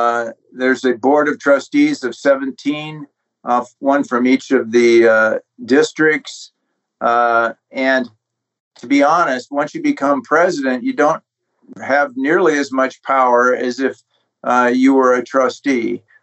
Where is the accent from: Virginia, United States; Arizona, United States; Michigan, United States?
Arizona, United States; Tucson; also born or lived in American West; Well, I grew up in the West, as I followed my father around as he got his advanced degrees and ultimately ended up in Tucson, Arizona